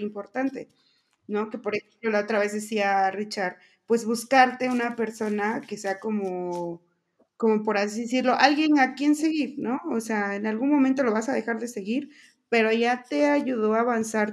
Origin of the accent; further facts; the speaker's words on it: Veracruz, Mexico; yo también soy de Veracruz